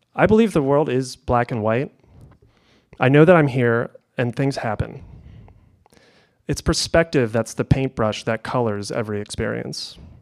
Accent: Kalamazoo, Michigan, United States; all of Kalamazoo felt like my playground

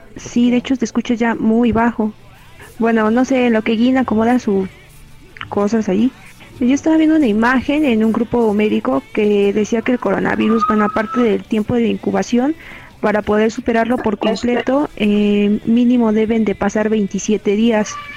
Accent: Mexico; also born or lived in Chimalhuacán, State of Mexico; en mi país

